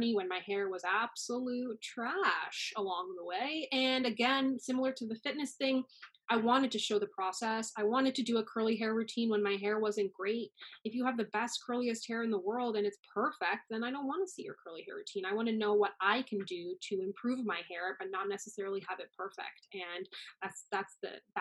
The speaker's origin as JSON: {"language": "English", "region": "Newfoundland and Labrador", "country": "Canada", "tie": "born or raised there", "moved": "as an adult", "lives_now": "Toronto, Canada", "said": "Growing up in Newfoundland, there was no one who looked like me"}